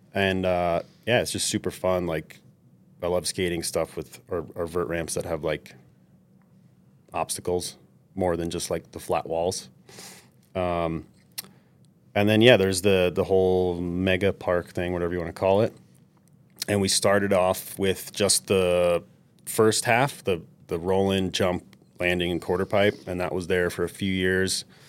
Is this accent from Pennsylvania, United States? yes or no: no; New York City, New York, United States; moved away; I grew up in New York City